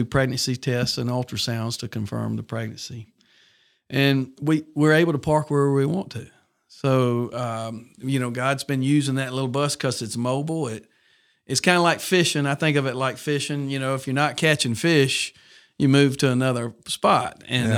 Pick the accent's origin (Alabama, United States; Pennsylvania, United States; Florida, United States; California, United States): Alabama, United States; Montgomery; also born or lived in Birmingham, Alabama; I grew up in Montgomery nearly my whole life. I was born here in Birmingham at Baptist Montclair. My dad was a resident then. We moved to Montgomery. I was three. Been there my whole life. Went to Jeff Davis High School